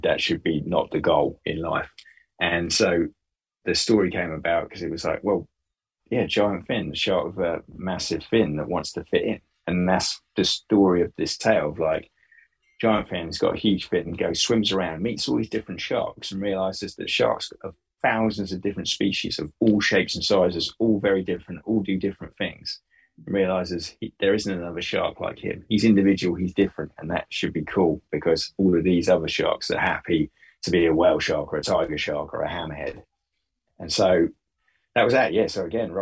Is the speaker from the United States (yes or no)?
no; Bury St Edmunds, East of England, United Kingdom; when I grew up in Bury St. Edmunds